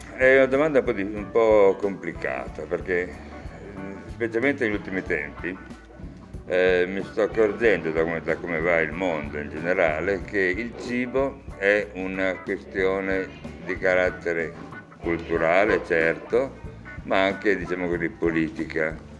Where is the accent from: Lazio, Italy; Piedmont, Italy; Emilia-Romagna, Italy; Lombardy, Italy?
Piedmont, Italy; Turin; sono nato a Torino e vissuto a Torino sempre, a parte qualche viaggio, ma comunque sempre a Torino